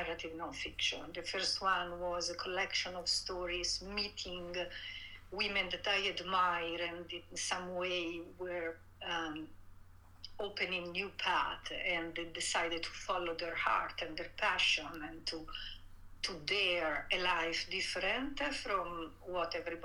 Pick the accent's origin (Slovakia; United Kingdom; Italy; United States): Italy; English is a second language; moved away as an adult; I grew up in Italy. I was born and raised there. I stayed there in my early 30s, until my early 30s